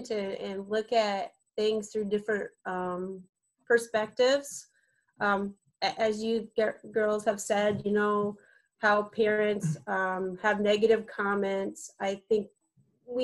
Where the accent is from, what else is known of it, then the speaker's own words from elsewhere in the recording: Muscatine, Iowa, United States; moved away as an adult; also born or lived in Seattle / Minnesota; I grew up in Muscatine and I lived there all my life, except for when I went to Iowa City.